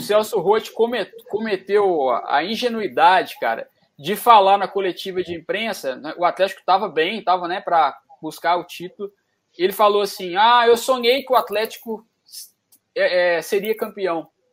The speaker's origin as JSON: {"language": "Portuguese", "area": "Jardim América", "region": "Minas Gerais", "country": "Brazil", "tie": "born or raised there", "said": "no Jardim América, onde eu fui criado"}